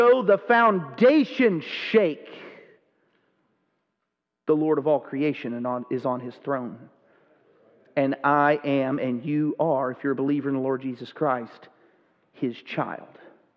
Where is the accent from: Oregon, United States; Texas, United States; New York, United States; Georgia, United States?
Texas, United States; I grew up in Texas